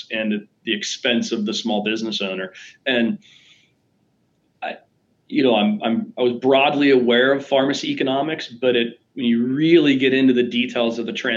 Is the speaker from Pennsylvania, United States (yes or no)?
yes; Pittsburgh, Pennsylvania, United States; I grew up in Pittsburgh